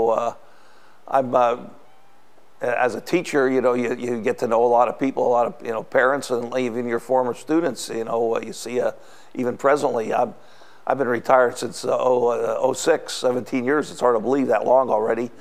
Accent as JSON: {"language": "English", "town": "Shenandoah", "region": "Pennsylvania", "country": "United States", "tie": "born or raised there", "moved": "yes", "lives_now": "Adams County, United States", "said": "My hometown is Shenandoah, Pennsylvania. It's up in the coal regions, the northeast part of Pennsylvania"}